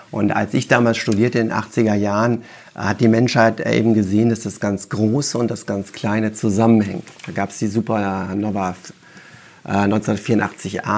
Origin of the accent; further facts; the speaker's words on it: Wuppertal, North Rhine-Westphalia, Germany; ich bin ja in Wuppertal geboren und habe da Abi gemacht, habe dann Physik studiert in München und Paris